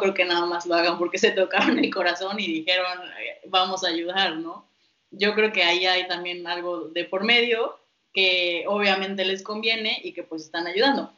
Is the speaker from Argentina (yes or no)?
no; Mexico; tenemos desafíos como mexicanos